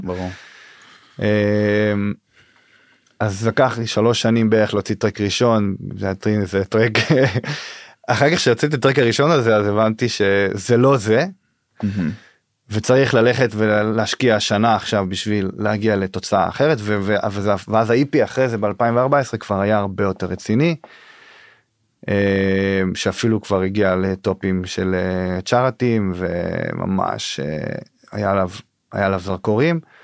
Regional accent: Northern District, Israel; now in Pardes Hanna, Israel; אני מהצפון במקור, אה, גר היום בפרדס חנה

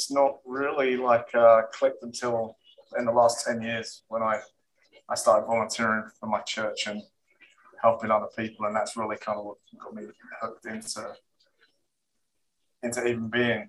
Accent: England, United Kingdom; now in Florida, United States; I'm calling in from Florida, but I'm originally from England.

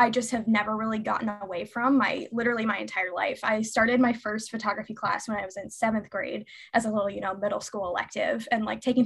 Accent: Lincoln, Nebraska, United States; moved away as an adult; now in Chicago, United States; I'm originally from Nebraska, Lincoln, Nebraska specifically

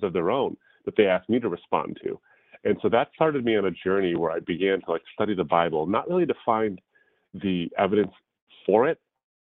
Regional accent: Detroit, Michigan, United States; I was born and raised in the States. In the Detroit, Michigan area

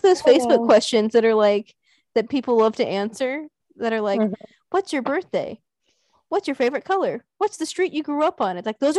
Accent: Texas, United States; I'm a Texan

